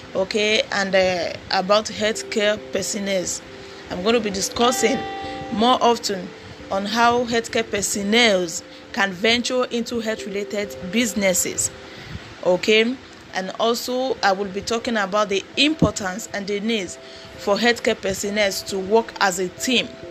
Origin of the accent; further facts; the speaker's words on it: Nigeria; I'm from Nigeria